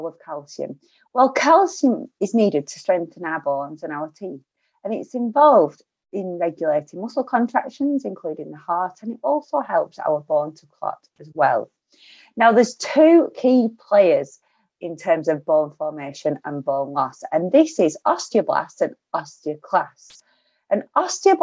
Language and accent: English; Lancashire, North West England, United Kingdom; accent: broad Lancashire; my broad Lancashire accent